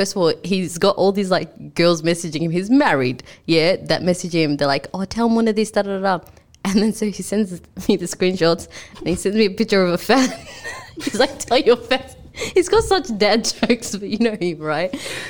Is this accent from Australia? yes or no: yes; Melbourne, Victoria, Australia; accent: Aussie; also born or lived in Sudan; I came here when I was like 4, I believe.